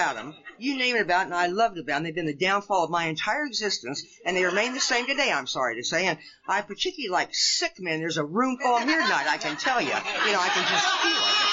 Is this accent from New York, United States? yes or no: no; Lincoln, Nebraska, United States; I grew up in Lincoln, Nebraska